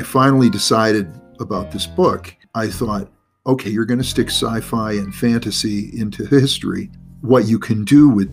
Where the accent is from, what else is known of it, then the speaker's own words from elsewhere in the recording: United States; I'm a hugely patriotic American